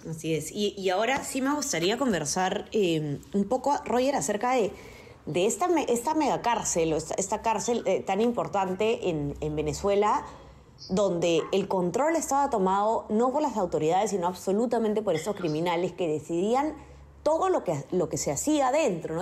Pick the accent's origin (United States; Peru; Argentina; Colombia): Peru; quienes nos escuchan probablemente somos la mayoría de Perú.